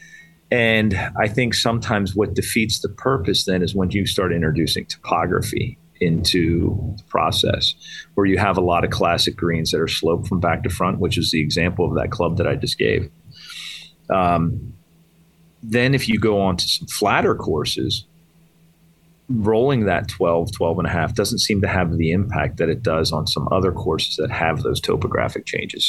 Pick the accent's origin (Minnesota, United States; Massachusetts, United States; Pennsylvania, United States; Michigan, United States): Pennsylvania, United States; Lititz; moved away as an adult; now in Western Pennsylvania, United States; I grew up in Eastern PA. In fact, I grew up 20 minutes from Lancaster Country Club, and now I live in Western PA